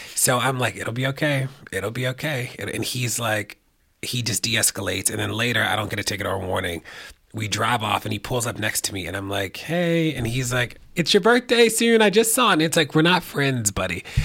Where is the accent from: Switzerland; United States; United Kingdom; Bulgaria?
United States; Baltimore, Maryland; I used to run an after school center in Baltimore, where I'm from